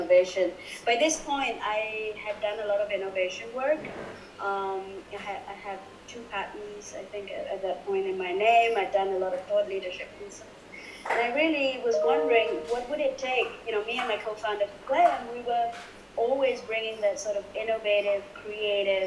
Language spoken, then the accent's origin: English; Kuala Lumpur, Malaysia; moved away as an adult; also born or lived in Europe / United States / Indonesia; now in Singapore; The first 19 years of my life, I lived in Kuala Lumpur, and I grew up in Kuala Lumpur